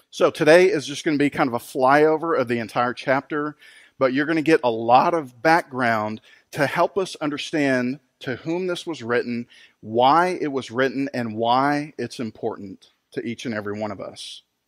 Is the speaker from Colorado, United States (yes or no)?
no; San Antonio, Texas, United States; moved away; my hometown of San Antonio, Texas